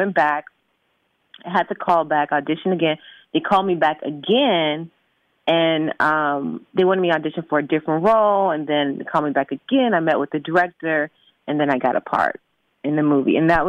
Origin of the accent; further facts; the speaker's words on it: Chicago, Illinois, United States; Well, I was born and raised in Chicago.